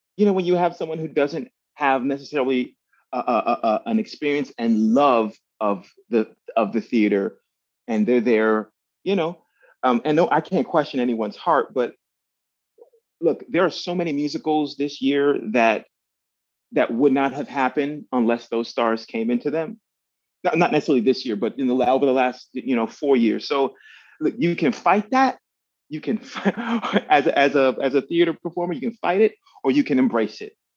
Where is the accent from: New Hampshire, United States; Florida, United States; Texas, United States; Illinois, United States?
Florida, United States; Miami; I grew up in Miami, Florida